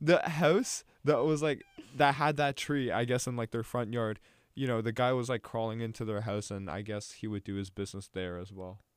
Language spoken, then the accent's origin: English; Canada; now in New York, United States; I'm Canadian